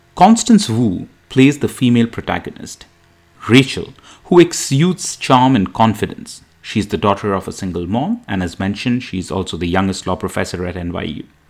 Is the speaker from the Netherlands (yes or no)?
no; India; now in United States; as an Indian immigrant in the US